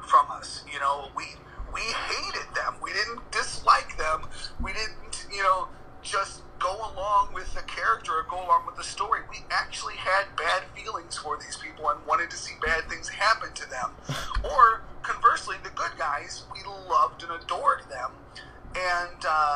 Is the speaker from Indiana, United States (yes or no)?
yes; Hammond, Indiana, United States; I'm from Hammond